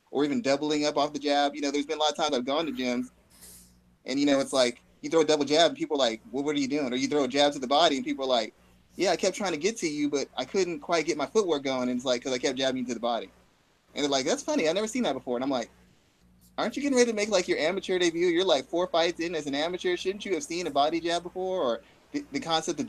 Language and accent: English; San Antonio, Texas, United States; I'm from San Antonio, Texas, and Texas is big on boxing